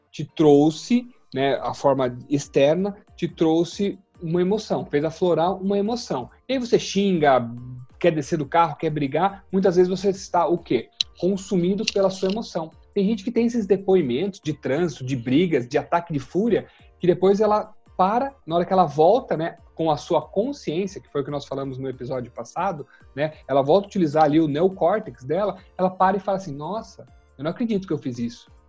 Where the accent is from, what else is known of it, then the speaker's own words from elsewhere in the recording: Jundiaí, São Paulo, Brazil; moro aqui em Jundiaí, sou de Jundiaí.